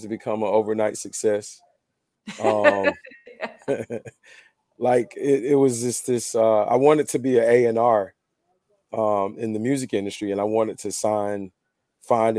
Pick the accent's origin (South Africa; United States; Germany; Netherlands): United States; the South; I'm from the South, so we say white.